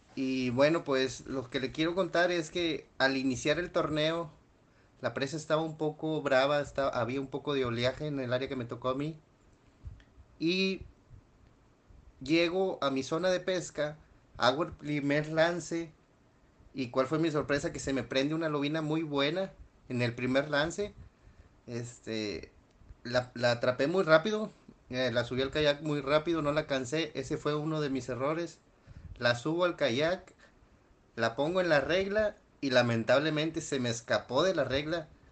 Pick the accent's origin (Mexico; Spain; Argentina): Mexico; Nuevo León; soy de Nuevo León, México